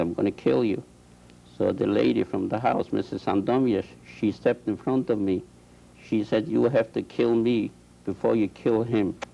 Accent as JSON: {"language": "English", "country": "Poland", "tie": "born or raised there", "moved": "yes", "said": "I was born in this and this village. We had a farm there. We were Jewish farmers"}